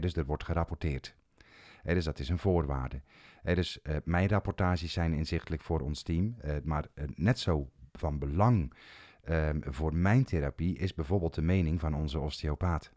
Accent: Zeeland, Netherlands; Ik kom zelf uit Zeeland

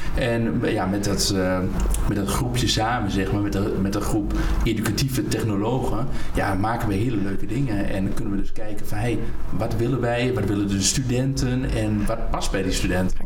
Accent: Hengelo, Overijssel, Netherlands; ik woon in Hengelo geboren en getogen in Hengelo

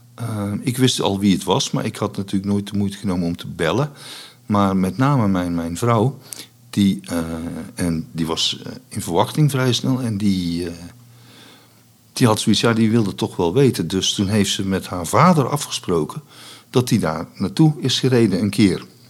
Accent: Vught, North Brabant, Netherlands; also born or lived in Enschede / Boxtel; ik ben opgegroeid in Vught

